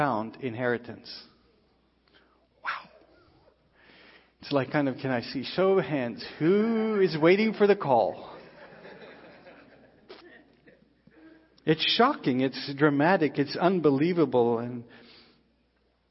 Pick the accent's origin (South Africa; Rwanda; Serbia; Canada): South Africa; moved away; we grew up in South Africa